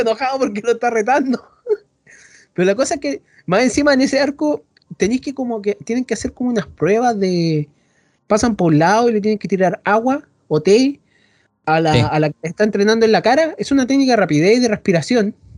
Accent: Chile; soy chileno

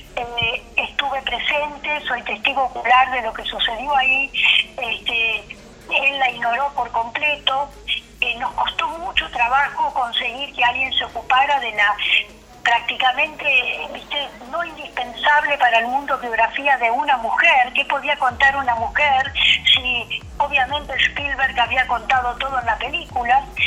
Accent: Argentina; Soy la única mujer judía argentina

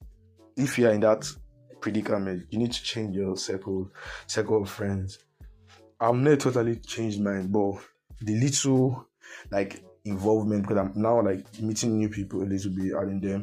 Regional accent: Nigeria

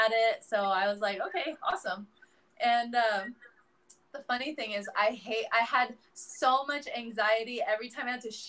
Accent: Philippines; I can I can confirm right here, everyone, that I am full Filipino.

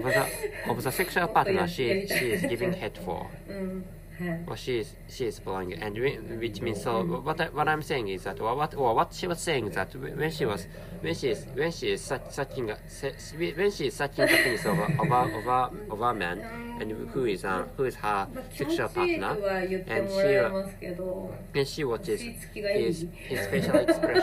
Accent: Japan; first language Japanese; English is a second language; I'm a Japanese person, and my mother tongue is Japanese, and which is why I'm really bad at speaking English

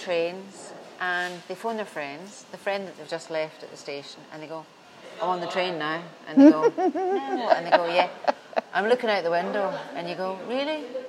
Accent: Scotland, United Kingdom; I'm Scottish.

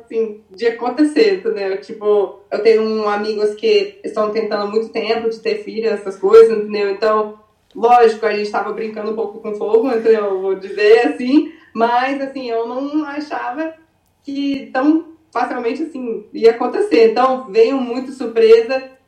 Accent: Arizona, United States; moved away as an adult; also born or lived in Brazil / Rio de Janeiro; now in California, United States; eu nasci no Arizona, eu vivi assim, a maioria parte da minha vida no Arizona. É, com 16 anos mudei pro Brasil

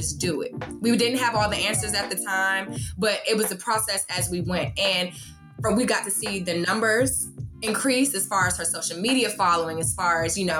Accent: Washington, District of Columbia, United States; moved away as an adult; now in Atlanta, United States; I'm originally from Washington, D.C. I moved down here for college.

